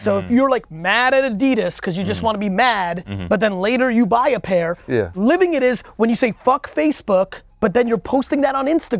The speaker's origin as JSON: {"language": "English", "town": "Edison", "region": "New Jersey", "country": "United States", "tie": "born or raised there", "second_language": "English", "said": "Yeah, I grew up in Jersey."}